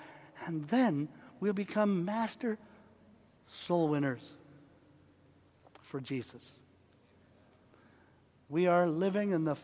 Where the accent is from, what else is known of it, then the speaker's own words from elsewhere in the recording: Canada; now in United States; I'm a Canadian